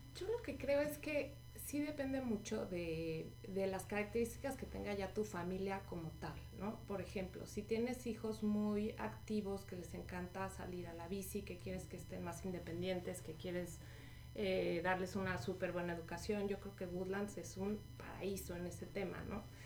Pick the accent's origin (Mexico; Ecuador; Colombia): Mexico; now in Houston, United States; como mexicanos